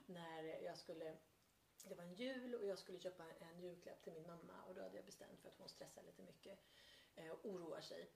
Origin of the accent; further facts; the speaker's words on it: Värmland, Sweden; jag är från Värmland